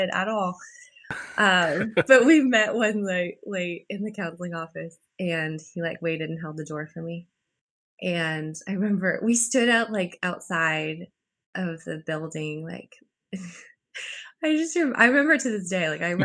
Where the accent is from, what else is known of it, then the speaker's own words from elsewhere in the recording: Canada; moved away; I went back actually to Canada for a month for Christmas